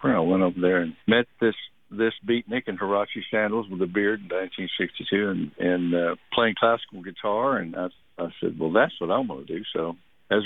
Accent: Houston, Texas, United States; When they moved down to Texas, and I was born in Houston

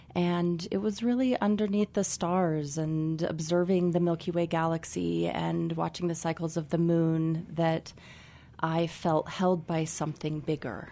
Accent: Carbondale, Colorado, United States; I was born and raised here in Carbondale, Colorado

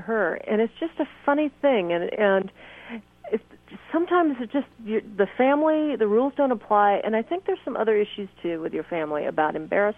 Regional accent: California, United States; also born or lived in Nashville, Tennessee; when I'm in California, I know this state so well that I kind of know in my hometown where it's okay to walk down the street holding hands.

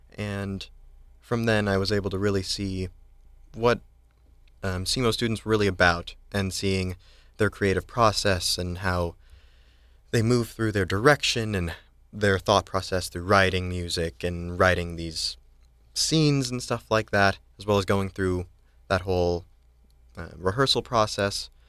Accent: Eagle River, Alaska, United States; moved away; I am from Eagle River, Alaska

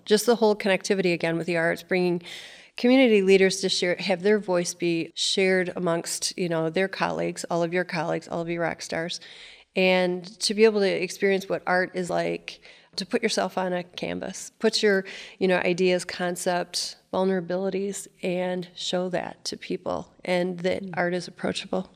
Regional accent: Cadillac, Michigan, United States; I grew up in Cadillac, Michigan

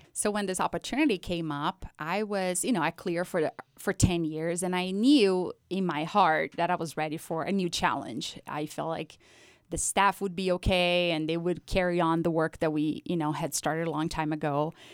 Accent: Brazil; moved away; I was actually born and raised in Brazil

